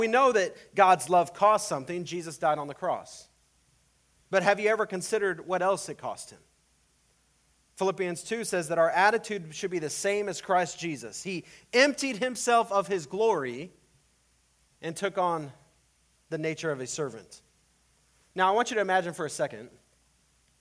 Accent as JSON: {"language": "English", "town": "El Paso", "region": "Texas", "country": "United States", "tie": "born or raised there", "moved": "yes", "lives_now": "Iowa, United States", "said": "when I was growing up in El Paso"}